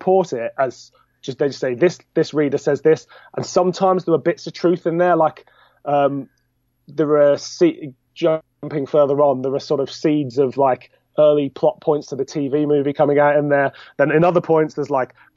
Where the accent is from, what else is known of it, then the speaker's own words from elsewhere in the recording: Birmingham, West Midlands, United Kingdom; I'm from Birmingham